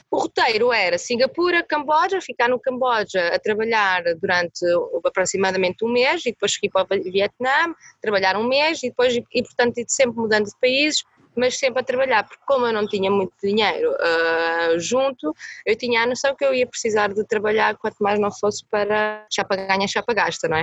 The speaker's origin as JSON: {"language": "Portuguese", "town": "Coimbra", "region": "Centro", "country": "Portugal", "tie": "born or raised there", "said": "tenho 29 anos, nascida e criada em Coimbra"}